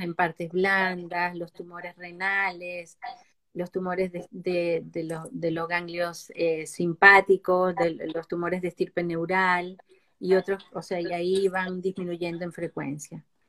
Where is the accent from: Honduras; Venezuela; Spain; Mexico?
Venezuela; moved away as an adult; now in Chile; soy venezolana de nacimiento, pero nacionalizada chilena con 30 años viviendo en Chile